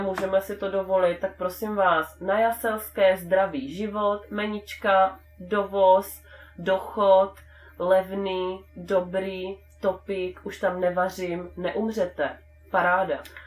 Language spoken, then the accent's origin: Czech; Brno, South Moravian Region, Czechia; já jsem z Brna